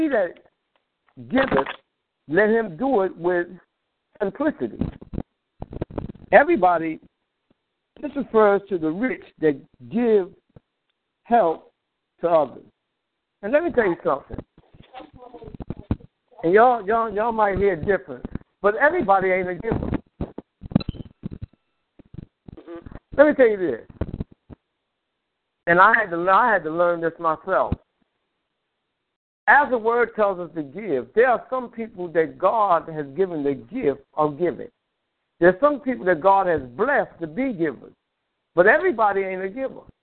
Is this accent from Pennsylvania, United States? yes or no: no; New York, United States; I grew up in New York